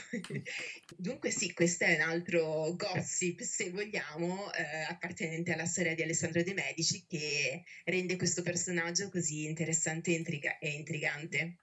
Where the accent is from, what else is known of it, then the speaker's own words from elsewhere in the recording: Italy; Io ho passato tutta la mia vita a dover giustificare l'essere italiana